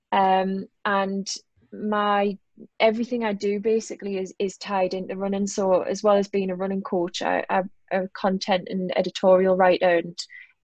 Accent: Newcastle upon Tyne, North East England, United Kingdom; accent: Geordie; I'm a Geordie

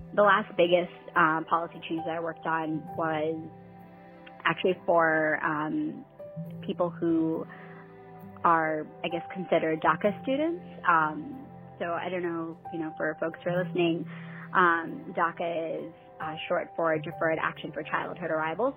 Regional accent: Herricks, New York, United States; growing up in Herrick, um, we were very very diverse

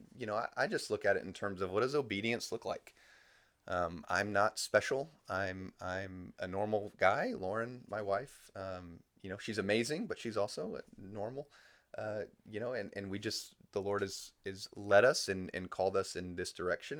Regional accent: United States; moved away as an adult; being an American

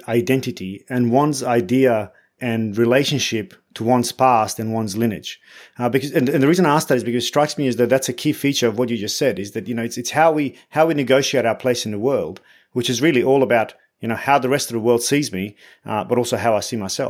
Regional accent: Bosnia & Herzegovina; now in Australia; I'm from Bosnia

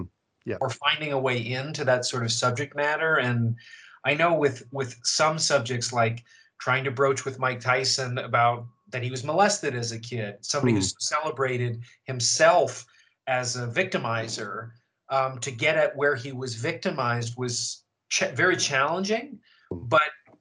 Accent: Canada; now in United States; I'm from Canada, where the BBC was very present

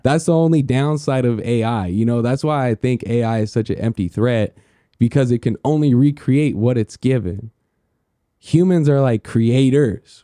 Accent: United States; being American

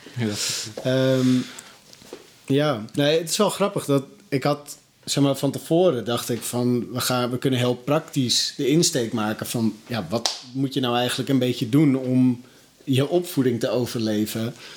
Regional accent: North Holland, Netherlands; ik kom dan uit Noord-Holland

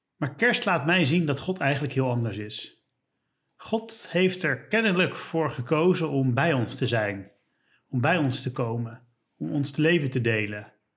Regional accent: Leiden, South Holland, Netherlands; ik kom uit Leiden.

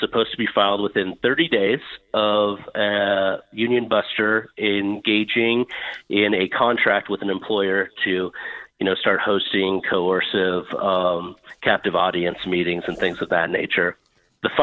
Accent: Montana, United States; here in my home state of Montana

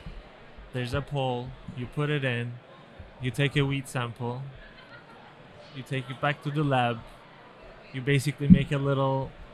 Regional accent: Turkey; moved away as an adult; now in Miami, United States; I'm Turkish.

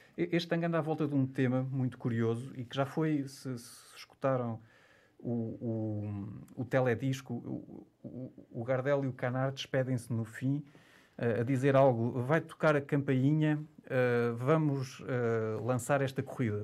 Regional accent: Portugal; para nós como portugueses

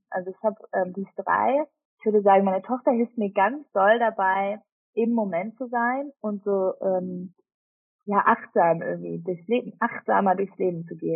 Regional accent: Switzerland; Ähm, bin Schweizerin, dadurch gibt es immer um Weihnachten rum äh, leider sehr viel Käse.

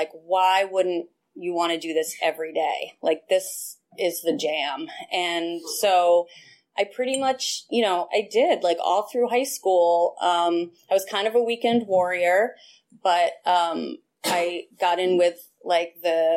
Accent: Westchester, New York, United States; I'm originally from New York. I grew up in Westchester, which is the suburbs of New York City

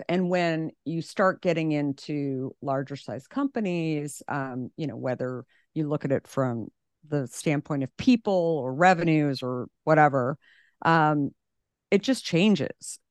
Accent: Scottsdale, Arizona, United States; I grew up in Scottsdale, Arizona

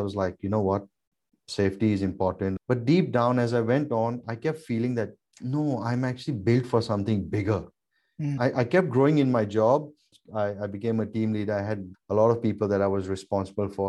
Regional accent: India; moved away as an adult; also born or lived in Thailand / Gold Coast, Australia; now in Australia; I'm of Indian origin. I'm born in Thailand. I was actually brought up in India because I did my entire boarding right from kindergarten from 4.5. Till year 12 was in India.

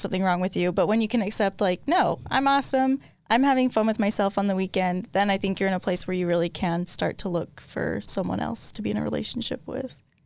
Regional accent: Logan, Utah, United States; I grew up in Logan, Utah, which is total opposite end of Saint George

